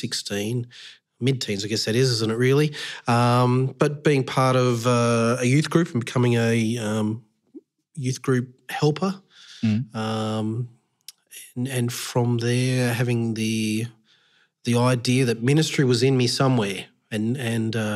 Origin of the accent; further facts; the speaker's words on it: Victoria, Australia; also born or lived in Bendigo / Mildura / Horsham / Ballarat; I was born in Bendigo, Victoria, and I grew up throughout Victoria, country and city